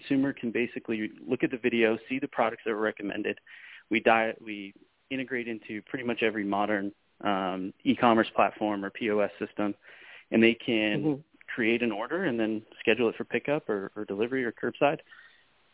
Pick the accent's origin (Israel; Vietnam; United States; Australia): United States; Spokane, Washington; moved away as an adult; now in Phoenix, United States; back in my hometown of Spokane, Washington